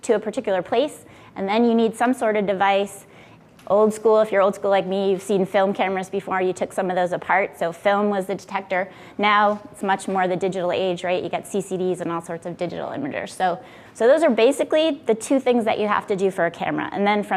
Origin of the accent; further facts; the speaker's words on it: Billerica, Massachusetts, United States; also born or lived in Worcester, Massachusetts; I was born in Worcester in the center of the state. I moved to Billerica, Mass when I was 2 with my family. I went to Billerica Memorial High School